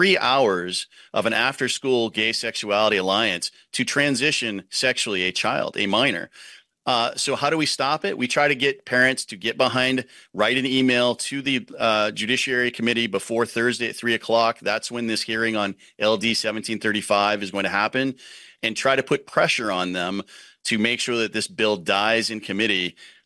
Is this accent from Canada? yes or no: no; Maine, United States